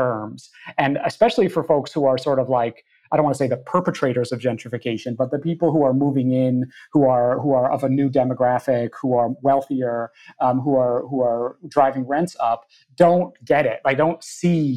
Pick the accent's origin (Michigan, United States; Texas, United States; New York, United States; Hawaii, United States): New York, United States; Hudson; moved away; what was happening in my hometown